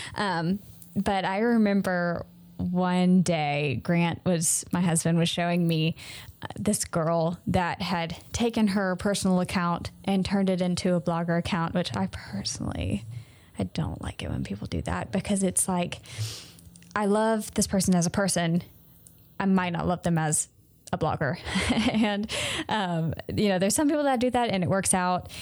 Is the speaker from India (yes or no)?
no; Mississippi, United States; I'm from Mississippi. And honestly, we didn't have any stores here. until, like, the end of my high school